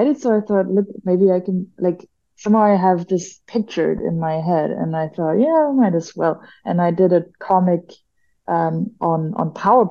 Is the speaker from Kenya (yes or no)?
no; Germany; moved away as an adult; also born or lived in Malaysia / Philippines / Japan / Taiwan; I'm from Germany